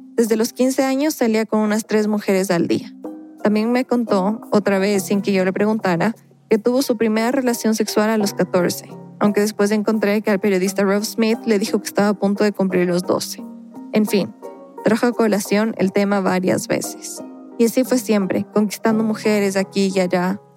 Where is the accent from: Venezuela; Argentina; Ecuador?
Ecuador; en mi país, Ecuador